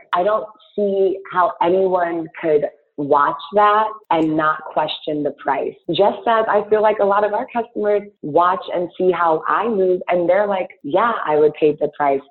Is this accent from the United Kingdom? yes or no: no; Ghana; now in Chicago, United States; I'm Ghanaian and I use shea butter as a child